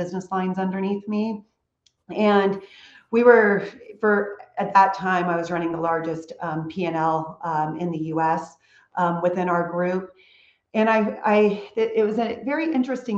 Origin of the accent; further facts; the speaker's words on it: California, United States; moved away as an adult; also born or lived in Charlotte, North Carolina; now in Houston, United States; I'm a California girl